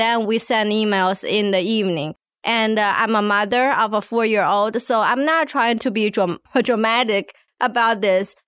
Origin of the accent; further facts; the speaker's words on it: China; moved away as an adult; now in Arkansas, United States; I come from China originally